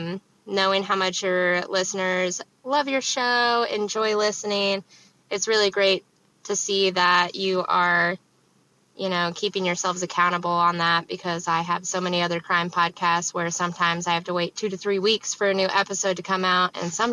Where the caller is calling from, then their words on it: Kansas, United States; I'm from Kansas.